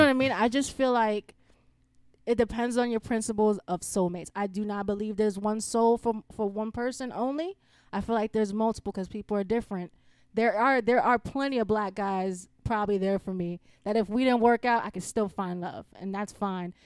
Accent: New York City, New York, United States; moved away; I'm from the Bronx

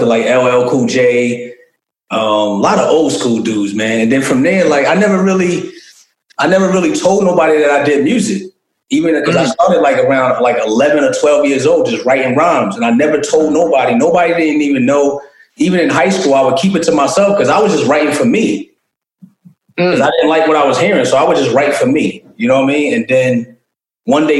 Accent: Hempstead, New York, United States; I'm originally from Hempstead, Long Island

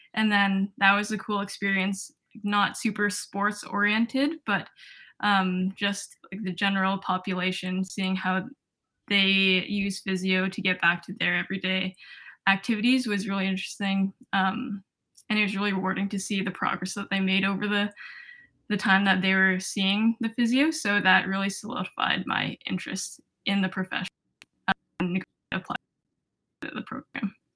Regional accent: Toronto, Ontario, Canada; moved away as an adult; now in Montreal, Canada; I'm from Toronto, Ontario.

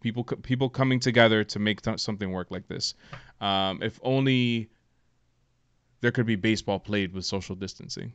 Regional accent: United States; as an American

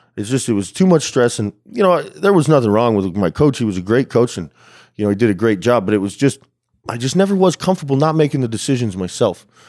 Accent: Albuquerque, New Mexico, United States; also born or lived in El Paso, Texas; I'm actually from West Texas, I was born in El Paso, but, uh, I grew up mostly in New Mexico, yeah, in Albuquerque.

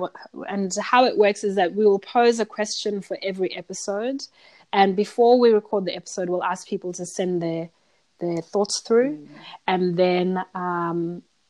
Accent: Zimbabwe; moved away as an adult; now in Australia; I'm from Zimbabwe

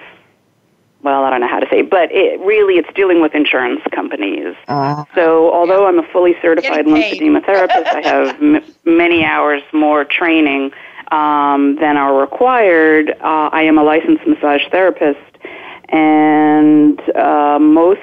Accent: New Jersey, United States; also born or lived in Boston / Miami / Fort Lauderdale / Hollywood, Florida; now in Kensington, Maryland, United States; I grew up in New Jersey, and I went to school in Boston, so it's not like I hadn't seen snow before.

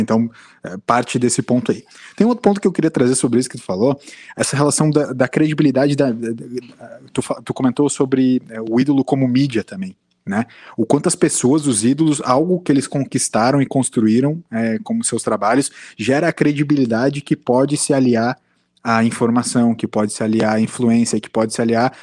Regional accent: Brazil; como brasileiro

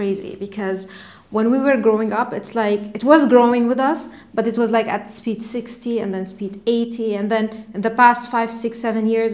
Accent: Dubai, United Arab Emirates; I was born and raised in Dubai, Emirati.

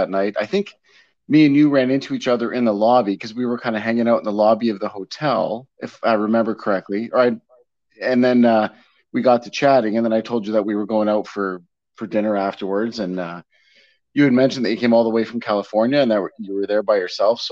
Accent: Hamilton, Ontario, Canada; I was born in 76 in Hamilton, Ontario

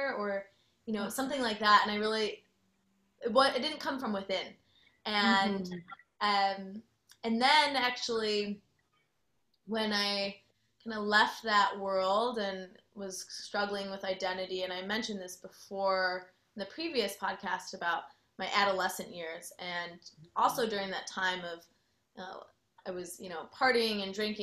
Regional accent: Chicago, Illinois, United States; now in Austin, United States; I am originally from Chicago, so some people will sometimes point out my accent still

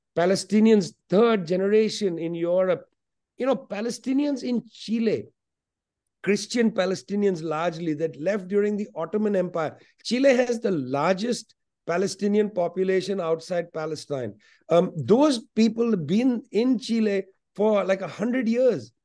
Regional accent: West Bengal, India; first language Punjabi; English is a second language; Must learn Bengali, because I grew up in Bengal, but also Punjabi, that was my home language

